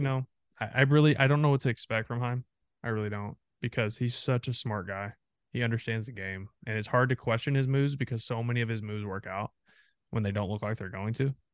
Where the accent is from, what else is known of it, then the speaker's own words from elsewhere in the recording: three hours from Arlington, Texas, United States; I grew up three hours from, from Arlington